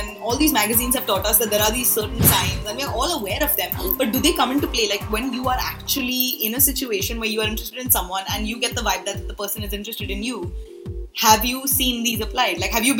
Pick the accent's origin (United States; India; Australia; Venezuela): India; Delhi; I'm from Delhi and I've been doing radio for so many years